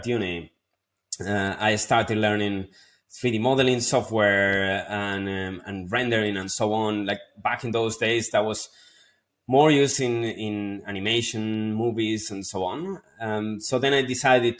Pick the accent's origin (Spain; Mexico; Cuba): Spain; moved away as an adult; also born or lived in London; my hometown back in Spain